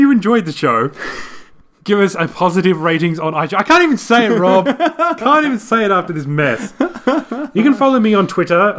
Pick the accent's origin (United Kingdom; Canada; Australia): Australia; Yeah, we're Australian.